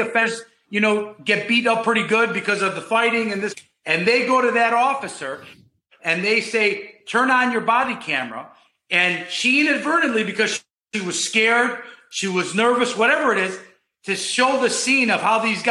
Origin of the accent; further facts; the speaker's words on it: Chicago, Illinois, United States; moved away as an adult; now in Florida, United States; I grew up in Chicago. I went to Gordon Tech High School